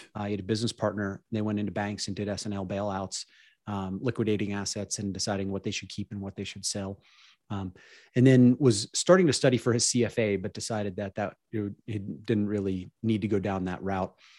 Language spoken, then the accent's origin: English; Pittsburgh, Pennsylvania, United States; I grew up in Pittsburgh, P